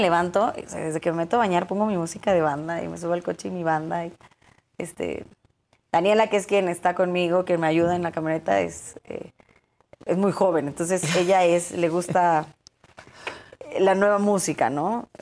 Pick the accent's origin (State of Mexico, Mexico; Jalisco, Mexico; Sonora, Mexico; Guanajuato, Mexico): State of Mexico, Mexico; Cuautitlán Izcalli; soy hija del Estado de México, nacida, crecida, vivida, formada